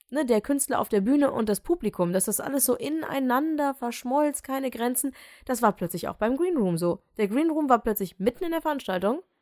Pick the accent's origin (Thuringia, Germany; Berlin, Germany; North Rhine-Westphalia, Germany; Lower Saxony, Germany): North Rhine-Westphalia, Germany; Düsseldorf; ist es dann auch noch meine Heimatstadt